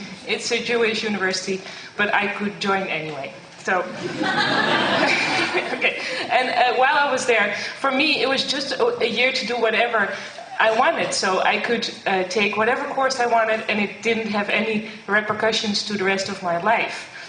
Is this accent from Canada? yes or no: no; Netherlands; English is a second language; I'm from the Netherlands, so my English is not so good